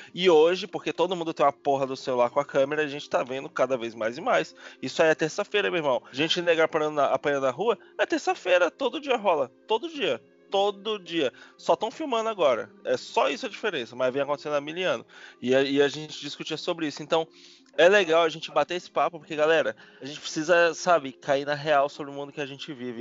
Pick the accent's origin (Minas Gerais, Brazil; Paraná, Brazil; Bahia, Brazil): Bahia, Brazil; Salvador; now in São Paulo, Brazil; sou de Salvador, minha família é, não é de pessoas de aparência de, de cor